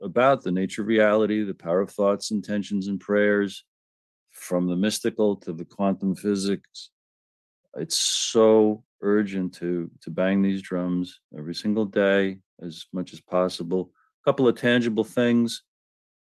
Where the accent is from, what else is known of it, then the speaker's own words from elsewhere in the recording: United States; I'm an American